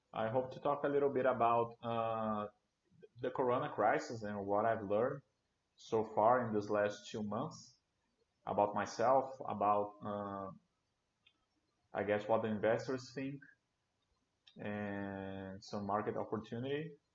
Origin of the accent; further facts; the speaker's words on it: Brasília, Federal District, Brazil; a co-working company here in Brasilia. I'm from Brasilia.